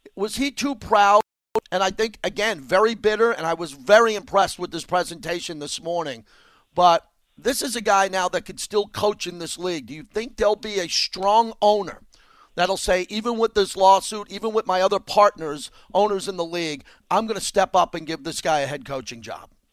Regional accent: New York, United States; growing up in New York as a Giant fan as a kid

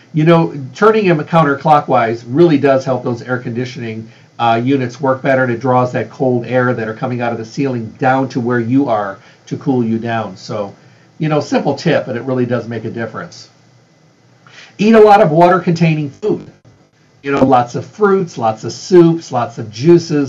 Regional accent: Midwest, United States; moved away; I was raised in the Midwest

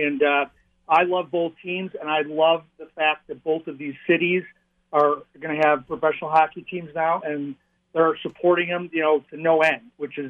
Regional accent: Midwest, United States; now in Seattle, United States; I grew up in the Midwest, played hockey my entire life, and live in Seattle

